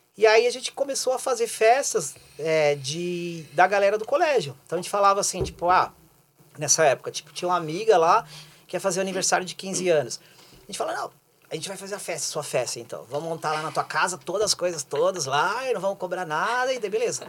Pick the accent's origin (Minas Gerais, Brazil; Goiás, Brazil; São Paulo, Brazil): São Paulo, Brazil; moved away as an adult; now in Curitiba, Brazil; nos anos 80, quando eu morava em São Paulo. Eu sou, eu sou de lá, sou paulistano